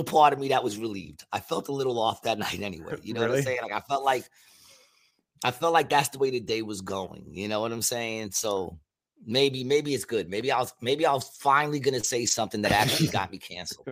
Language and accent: English; New York, United States; being from New York because I came from New York in the 70s